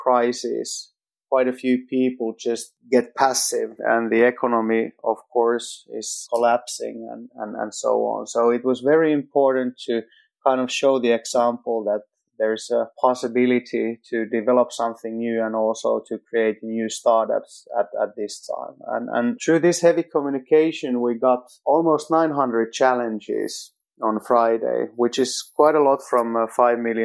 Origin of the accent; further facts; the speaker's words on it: Finland; I'm from Finland.